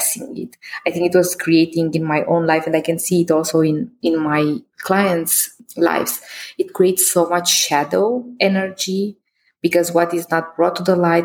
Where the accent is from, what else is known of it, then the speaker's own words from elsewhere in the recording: Romania; I was born in Christian Romania